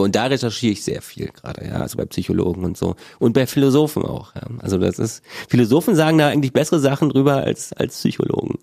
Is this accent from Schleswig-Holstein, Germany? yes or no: no; Berlin, Germany; bin ich ja in Ostberlin geboren, in Köpenick